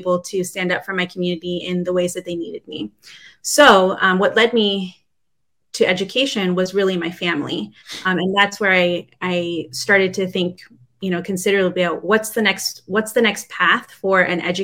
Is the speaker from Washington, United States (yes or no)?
yes; Seattle, Washington, United States; I was born and raised here in Seattle, Washington, but my father originally is from Chile.